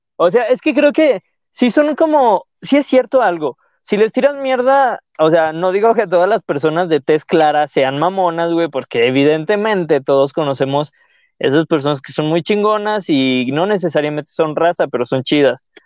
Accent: León, Guanajuato, Mexico; siento que yo no hablo tan, tan de león

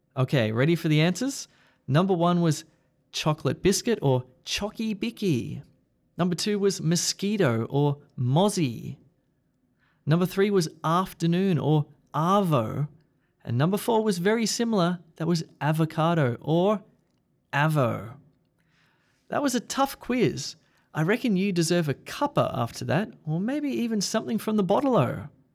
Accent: Australia; us Australians love to save time by making words shorter

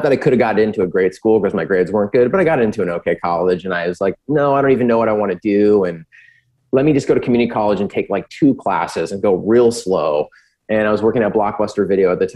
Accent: San Diego, California, United States; I'm from San Diego

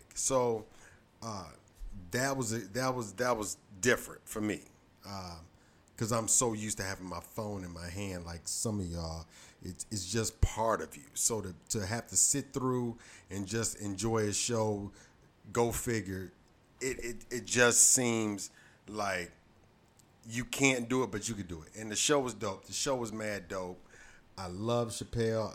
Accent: Detroit, Michigan, United States; my hometown, Detroit, Michigan

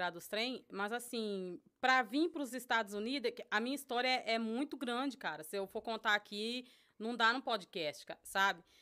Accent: Jundiaí, São Paulo, Brazil; born there; por mais que eu nasci em Jundiaí, eu nunca vivi em Jundiaí minha adolescência.

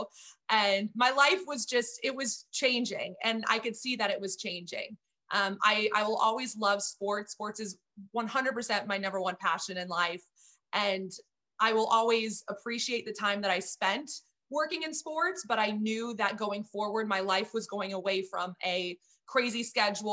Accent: Texas, United States; moved away as an adult; also born or lived in Miami / Flint, Michigan; I'm originally from Texas

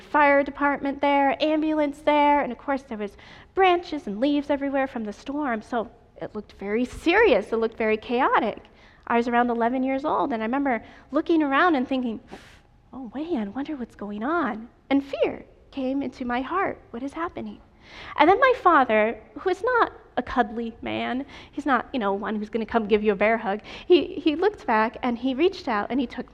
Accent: New York, United States; I am from New York State, and every year we went to camp meeting on the campus of Union Springs Academy

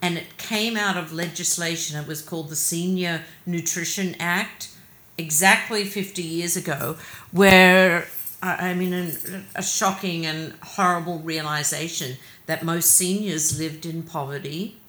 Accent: Australia; also born or lived in London, United Kingdom; now in United States; I'm Australian. I was born in Australia. We moved around every couple of years, so I've always been itinerant there.

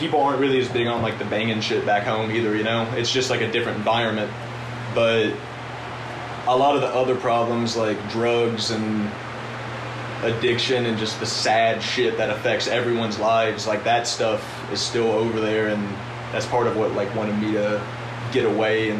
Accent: Owensboro, Kentucky, United States; moved away as an adult; my hometown, Owensboro, Kentucky

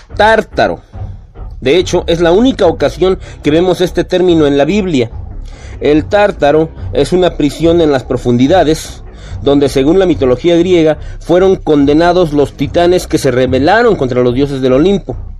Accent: Mexico; somos mexicanos

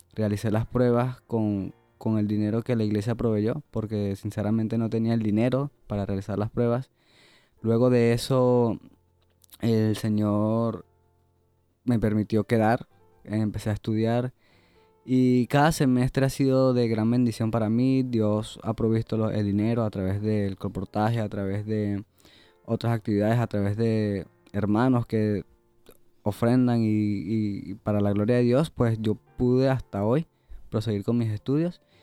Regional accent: Venezuela; moved away; soy de Venezuela

